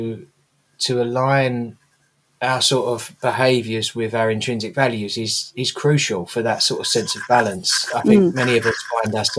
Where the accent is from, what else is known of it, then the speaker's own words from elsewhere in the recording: London, United Kingdom; Growing up in the East End